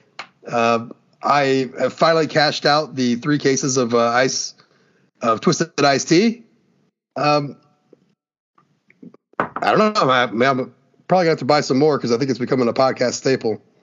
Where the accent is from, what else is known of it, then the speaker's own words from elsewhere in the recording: Ohio, United States; I'm from Ohio, so I'm going to wear shorts year round regardless.